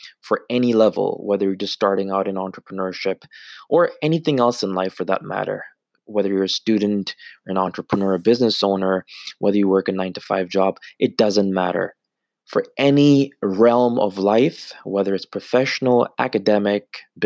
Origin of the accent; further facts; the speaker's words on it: Canada; being born and raised in Canada 15, 20 years ago